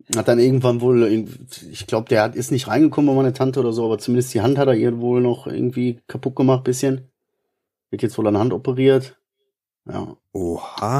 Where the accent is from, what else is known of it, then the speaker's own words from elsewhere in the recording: Ruhr area, North Rhine-Westphalia, Germany; ich kann nur Kodderschnauze, also ich bin Ruhrpottler